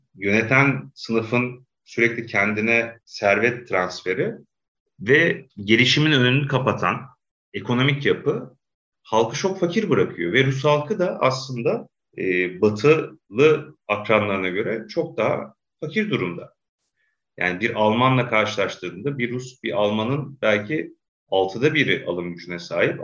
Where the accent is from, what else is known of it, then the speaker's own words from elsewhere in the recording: Black Sea Region, Turkey; Karadeniz'de hatırlıyorum çocukluğumda